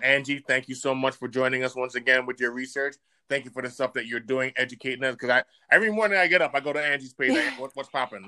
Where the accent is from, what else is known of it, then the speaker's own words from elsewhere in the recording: Jamaica; now in United States; my home country in Jamaica